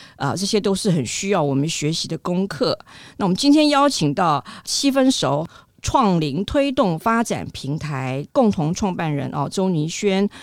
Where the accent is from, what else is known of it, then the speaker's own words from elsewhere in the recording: Taiwan; 我们台湾人